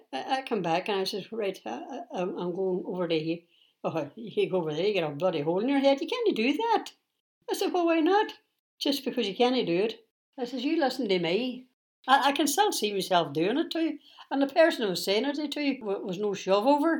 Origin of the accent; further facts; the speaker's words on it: Derry, Northern Ireland, United Kingdom; I'm British by birth. I'm Irish national. I'm as much as Irish as I am British. This is my island and every blade of grass on it.